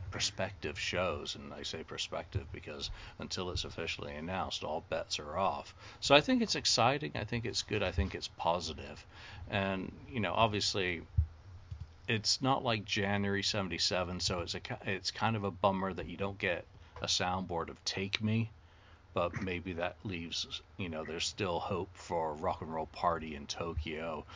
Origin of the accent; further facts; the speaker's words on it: United Kingdom; as a Brit